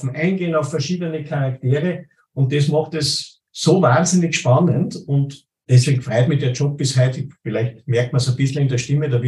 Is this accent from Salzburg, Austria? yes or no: yes; Plainfeld, Salzburg, Austria; ich bin aus Bleinfeld bei Salzburg und Eugendorf bei Salzburg, das ist einmal über den Hügel drüber